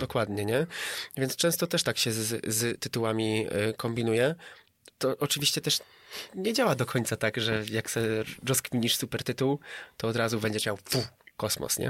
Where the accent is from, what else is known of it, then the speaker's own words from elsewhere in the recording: Katowice, Silesian Voivodeship, Poland; Jestem z Katowic ogólnie i tam kręcę i przyjeżdżam tutaj sobie raz na jakiś czas do Artura sobie nakręcić